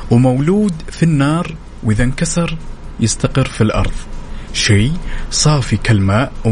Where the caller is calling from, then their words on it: Jeddah, Makkah Province, Saudi Arabia; من جدة